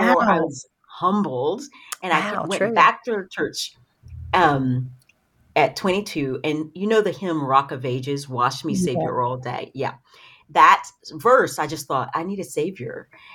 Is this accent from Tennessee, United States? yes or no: yes; Knoxville, Tennessee, United States; now in Middle Tennessee, United States; I'm from Knoxville, Tennessee. So okay. East Tennessee. Right now I live in Middle Tennessee